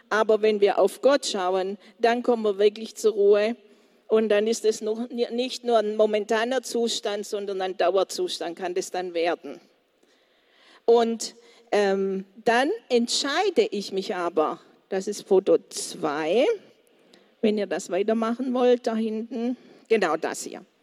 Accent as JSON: {"language": "German", "country": "Colombia", "second_language": "German", "said": "Also bei uns in Kolumbien haben wir ganz stürmische."}